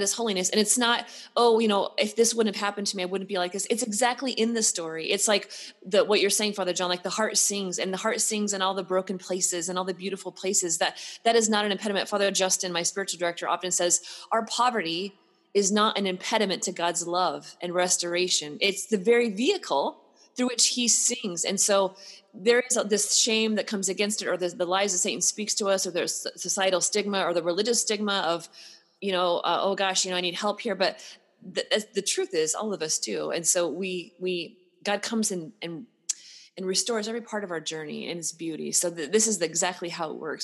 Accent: Pacific Northwest, United States; now in Texas, United States; I'm from the Pacific Northwest

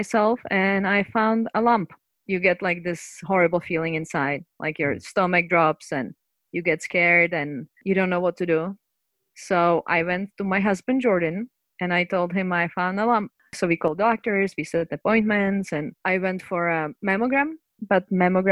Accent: Prague, Czechia; moved away; so I'm from Czech Republic, from Prague

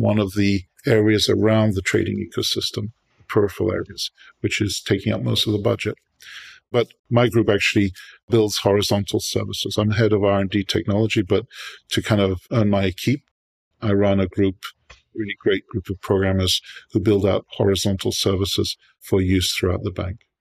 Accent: United Kingdom; moved away as an adult; now in New York, United States; I'm born in New York, but I was raised in Europe, uh, mostly in Britain

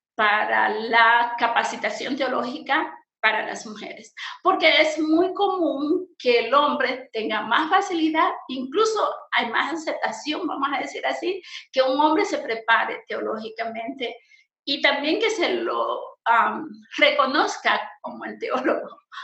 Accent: Santa Cruz, Bolivia; soy boliviana, pertenezco a la Iglesia Menonita en Bolivia eh, más propiamente en Santa Cruz, en el departamento de Santa Cruz

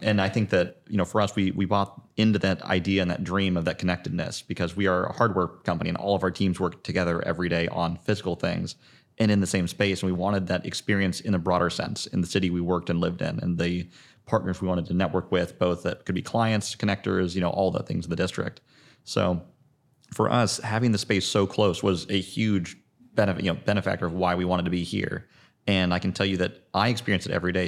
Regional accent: Zionsville, Indiana, United States; I'm Indianapolis native, born and raised in Zionsville

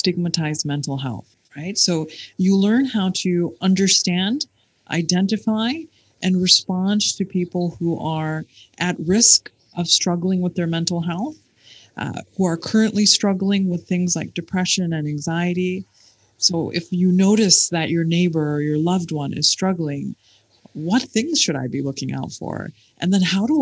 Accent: Michigan, United States; now in United Arab Emirates; I grew up in Michigan

